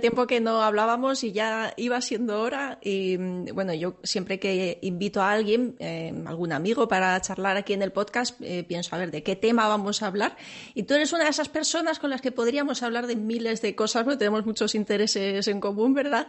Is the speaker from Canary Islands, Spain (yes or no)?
no; Seville, Andalusia, Spain; yo soy, soy, sevillana, aunque no se me nota, pero para mí el, naranjo y el olor de la flor del naranjo es, es, eh, mi infancia.